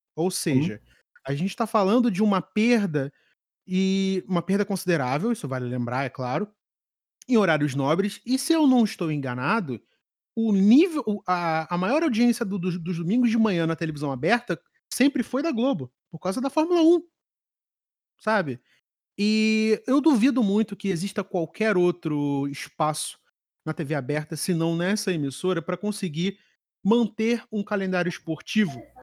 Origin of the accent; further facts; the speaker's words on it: Rio de Janeiro, Brazil; eu, enquanto carioca profissional